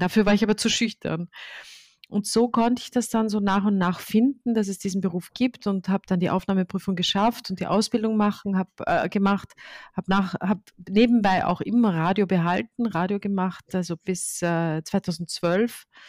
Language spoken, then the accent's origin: German; Austria; ich bin in Österreich geboren